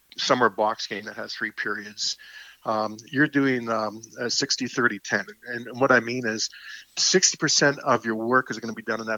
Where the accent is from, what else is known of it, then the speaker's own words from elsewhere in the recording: Canada; I'm a Canadian